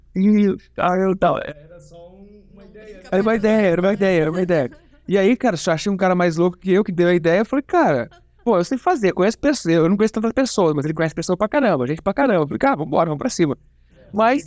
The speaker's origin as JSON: {"language": "Portuguese", "region": "interior of Paraná", "country": "Brazil", "said": "eu sou do Paraná"}